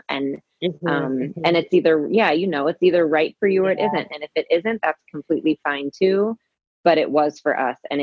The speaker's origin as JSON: {"language": "English", "region": "Kansas", "country": "United States", "tie": "born or raised there", "also_born_or_lived": "Denver, Colorado", "moved": "yes", "lives_now": "Hawaii, United States", "said": "I was born in Kansas"}